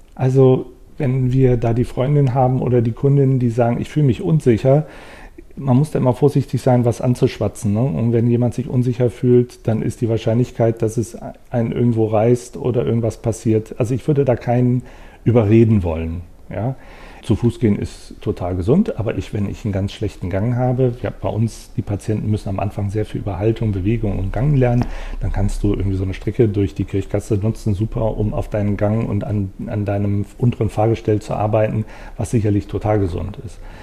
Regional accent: Bonn, North Rhine-Westphalia, Germany; also born or lived in Wuppertal; aber ich bin in äh, Bonn, im Bonner Umfeld aufgewachsen, also auch am Rhein

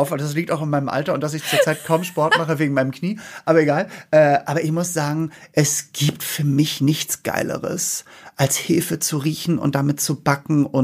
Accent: Northern Germany, Germany; Ja, ich komme aus dem Norden.

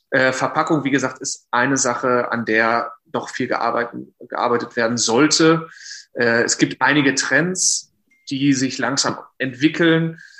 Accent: North Rhine-Westphalia, Germany; komme gebürtig oder bin aufgewachsen im Sauerland, und habe 2018 äh, Diendra und Markella kennengelernt während des äh, Studiums in Geisenheim.

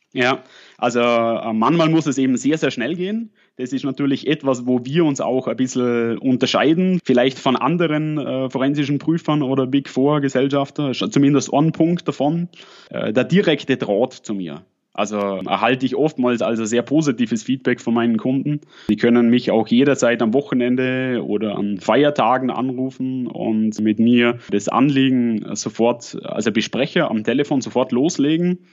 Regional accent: at the Swiss-Austrian border, Lake Constance region, Switzerland; accent: Lake Constance dialect with a Swabian touch; Wie man vielleicht ein bisschen an meinem Dialekt hört, komme ich aus der Bodenseeregion und bin an der schweiz österreichischen Grenzen aufgewachsen. Habe ein bisschen an, noch zusätzlich noch einen schwäbischen Dialekteinschlag.

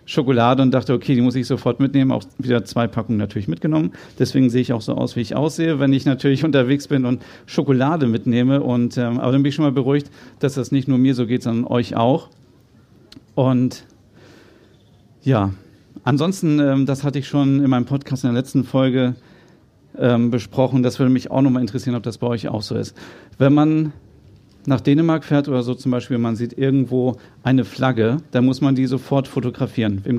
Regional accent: Kaltenkirchen, Schleswig-Holstein, Germany; born there; also born or lived in Hannover; Ich bin ja selber äh, Norddeutscher, ich bin in Kaltenkirchen geboren, das wissen wahrscheinlich auch nur die wenigsten, äh, und dann nach Hannover gezogen.

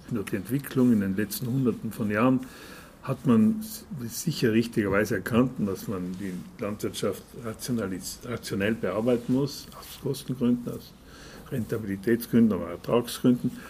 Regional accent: South Tyrol, Trentino-Alto Adige, Italy; bei uns in Südtirol

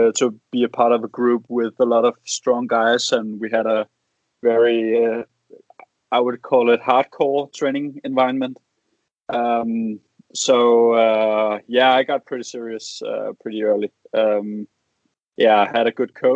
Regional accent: Copenhagen, Capital Region of Denmark, Denmark; moved away as an adult; now in Odense, Denmark; I'm from Copenhagen.

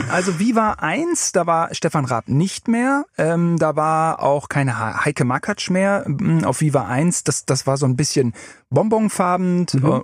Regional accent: Germany; born or raised there

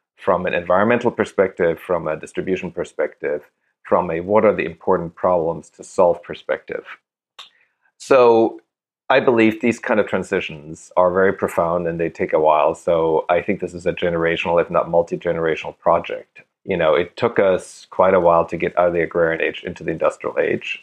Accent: Germany; moved away; That's where I grew up.

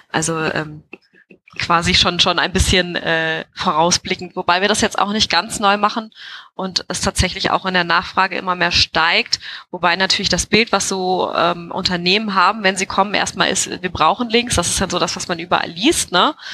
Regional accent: Hesse, Germany; born there; moved away; ich äh, komme gebürtig, bin ich eigentlich Hessin aus der Nähe von, von Wiesbaden, also aus einem kleinen Vorort, bin aber schon äh, vor vielen, vielen Jahren äh, hi

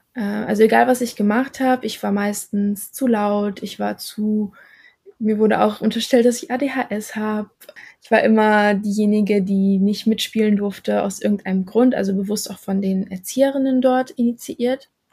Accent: Germany; ich bin in Deutschland aufgewachsen.

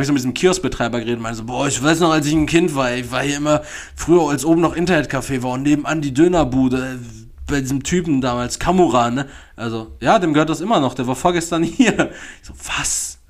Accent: Dortmund, North Rhine-Westphalia, Germany; born or raised there

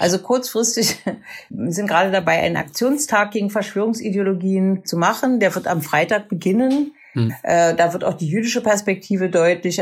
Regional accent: East Germany, Germany; Ich bin aus dem Osten

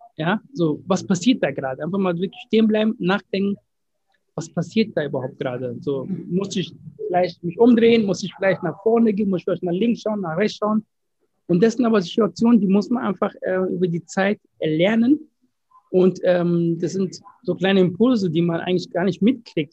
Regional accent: Ghana; moved away; ich bin in Ghana geboren

